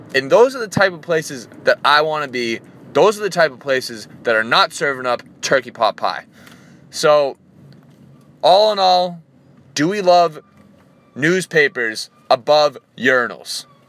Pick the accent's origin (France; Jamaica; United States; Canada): United States; Reading, Massachusetts; moved away; I grew up in Reading, Massachusetts